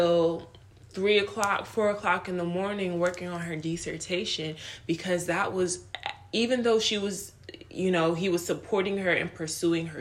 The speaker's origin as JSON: {"language": "English", "country": "United States", "tie": "born or raised there", "also_born_or_lived": "Nigeria", "said": "I grew up in America"}